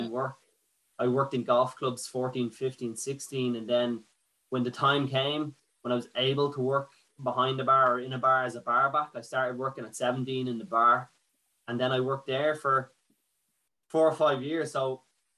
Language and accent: English; Ashbourne, Leinster, Ireland; also born or lived in United States; my family were from like Drogheda and Athboy, but they came to Ashburn